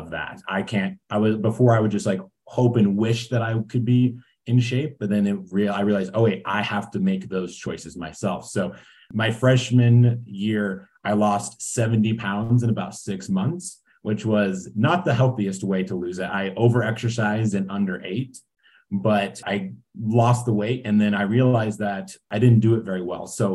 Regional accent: Iowa, United States; moved away as an adult; now in Boulder, United States; I'm originally from Iowa. I moved out here with my wife in 2019

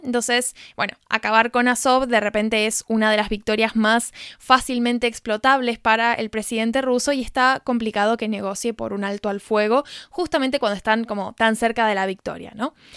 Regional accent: Argentina; argentina que desconocía completamente de qué se tratan las fiestas en Alcoy

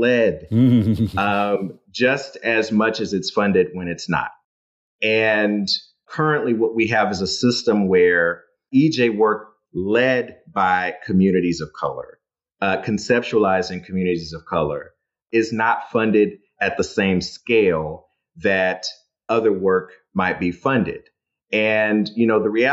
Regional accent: Dallas, Texas, United States; my hometown, Dallas, Texas

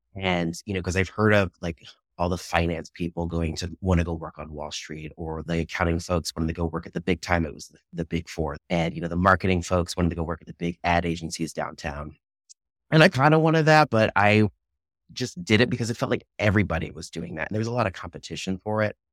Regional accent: Lancaster County, Virginia, United States; also born or lived in Richmond, Virginia / Washington, D.C.; in two thousand one, we moved out to, uh, a little county called Lancaster County. I like to call it in the middle of nowhere because it, it pretty much was. and I spent my middle school and high school years there

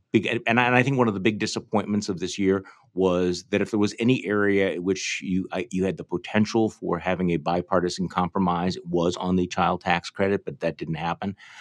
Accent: Wisconsin, United States; I'm from Wisconsin.

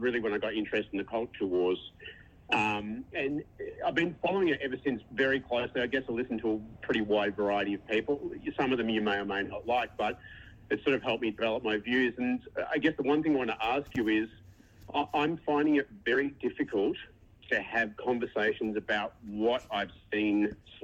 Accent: Australia; accent: Australian; now in New Zealand; I don't know if you picked up from the accent, I'm Aussie, but I live here

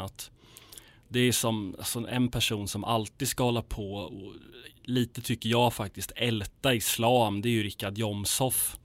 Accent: Sweden; jag är svensk, det här är mitt land

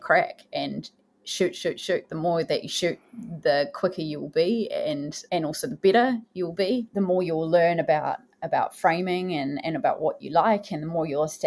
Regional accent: Porirua, Wellington, New Zealand; also born or lived in Cannons Creek; I grew up in Porirua and I spent a lot of time in Cairns Creek as a young person

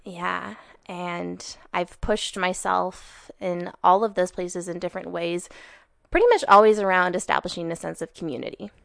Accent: Sandpoint, Idaho, United States; I was born and raised in Sandpoint, Idaho.

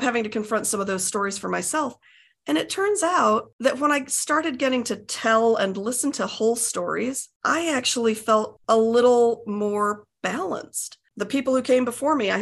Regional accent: United States; also born or lived in England; I was born in Britain and we moved to the States when I was a toddler

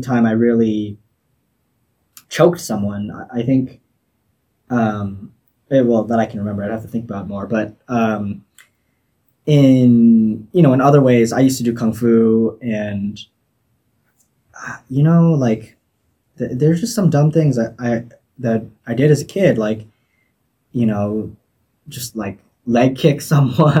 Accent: Torrance, California, United States; I grew up in Torrance in Southern California

